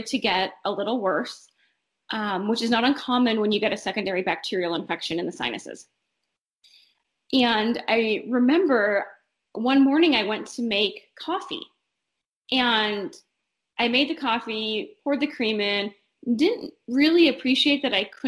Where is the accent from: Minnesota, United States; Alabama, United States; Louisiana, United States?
Minnesota, United States; northern; moved away as an adult; now in Omaha, United States; I am originally from northern Minnesota. I grew up very close to the western tip of Lake Superior